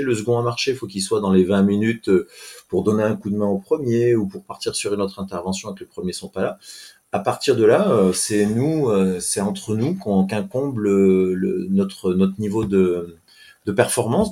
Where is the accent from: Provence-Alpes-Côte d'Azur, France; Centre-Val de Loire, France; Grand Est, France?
Provence-Alpes-Côte d'Azur, France; Briançon; moved away as an adult; also born or lived in Tarbes; je suis originaire de Briançon, dans les Hautes-Alpes